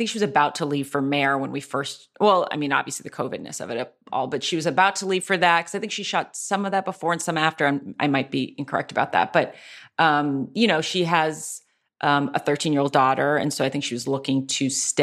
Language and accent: English; Anzio, Lazio, Italy; born there; I was born in Anzio, which is outside of Rome, well known for where many American soldiers died in World War II.